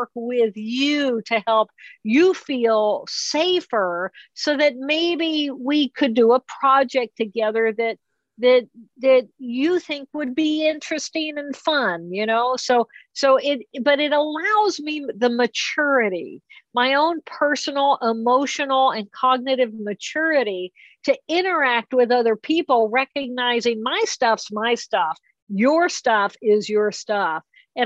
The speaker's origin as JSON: {"language": "English", "region": "Indiana", "country": "United States", "said": "I come from Indiana and it's farmland"}